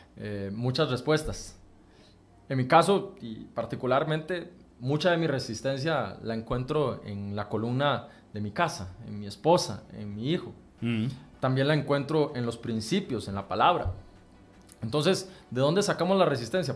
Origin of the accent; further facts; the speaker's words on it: Costa Rica; como costarricenses